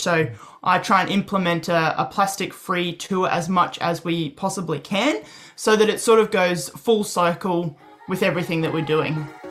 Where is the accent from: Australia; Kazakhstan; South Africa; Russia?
Australia; I'm an Aussie